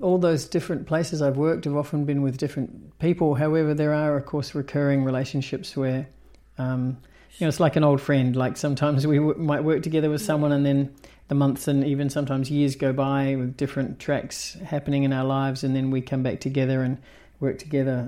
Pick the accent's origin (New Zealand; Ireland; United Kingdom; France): New Zealand; also born or lived in Australia; the town I grew up in in New Zealand